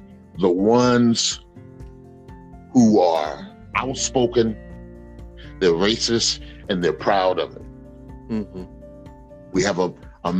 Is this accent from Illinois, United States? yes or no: no; Mobile, Alabama, United States; When I was a young boy growing up in Mobile, Alabama